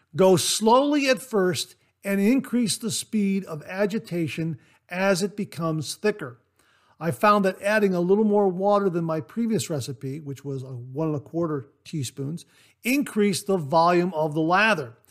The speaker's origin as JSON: {"language": "English", "region": "Ohio", "country": "United States", "said": "my home state, Ohio"}